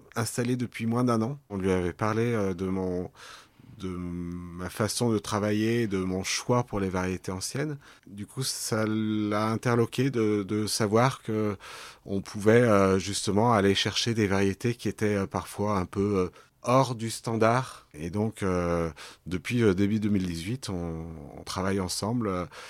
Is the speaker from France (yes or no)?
yes; Lyon, Auvergne-Rhône-Alpes, France; J'ai grandi à la Croix-Rousse, à Lyon